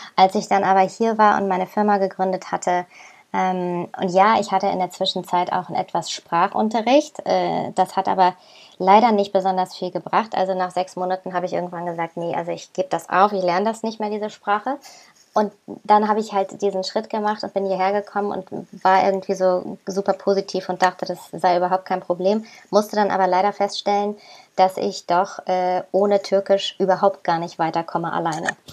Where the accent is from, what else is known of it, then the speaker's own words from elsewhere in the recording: Germany; moved away as an adult; now in Istanbul, Turkey; bei uns in Deutschland